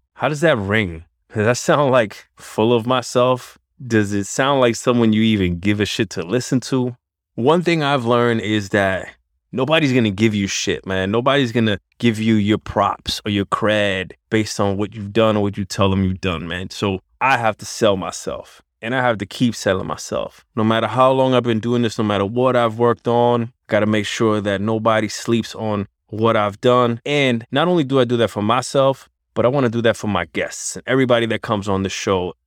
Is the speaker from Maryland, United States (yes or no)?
no; New York City, New York, United States; That's my hometown, Spanish Harlem at Barrio, one hundred fifth and First, East River Projects, Born and Bred